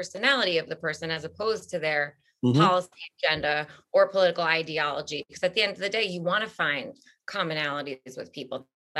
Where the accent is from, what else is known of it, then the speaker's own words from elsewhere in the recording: Syosset, New York, United States; I'm from Syosset.